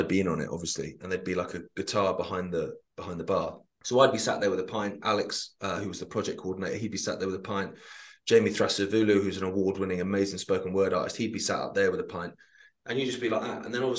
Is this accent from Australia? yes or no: no; Sheffield, Yorkshire and the Humber, United Kingdom; I was like, I'm from Sheffield.